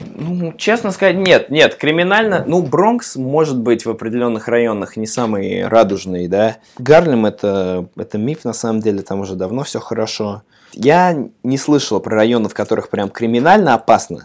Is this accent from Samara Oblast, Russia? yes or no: yes; Samara, Samara Oblast, Russia; moved away as an adult; now in New York, United States